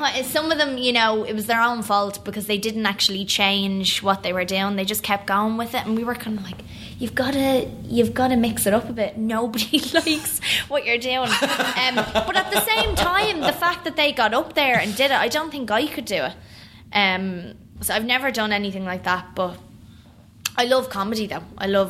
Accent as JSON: {"language": "English", "region": "New York", "country": "United States", "tie": "born there", "said": "I mean, I was born in New York."}